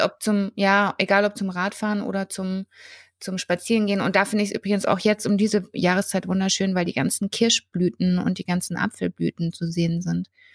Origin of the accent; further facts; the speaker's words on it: Würzburg, Bavaria, Germany; ich bin ja ursprünglich äh, in der Sanderau aufgewachsen